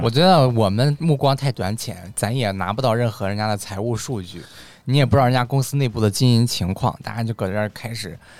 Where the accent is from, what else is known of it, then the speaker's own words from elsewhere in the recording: Xuanhua, Hebei, China; moved away; 宣化啊，就是我们老家啊